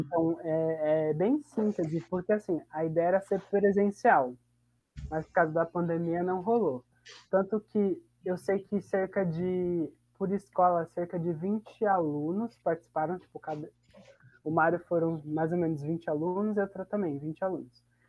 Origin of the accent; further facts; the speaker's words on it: Botujuru, São Paulo, Brazil; eu sou daqui de Botujuru